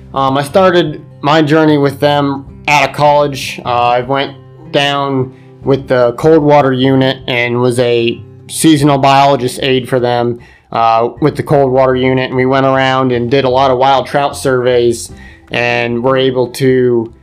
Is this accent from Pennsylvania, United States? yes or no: yes; Susquehanna County, Pennsylvania, United States; I grew up here in Susquehanna County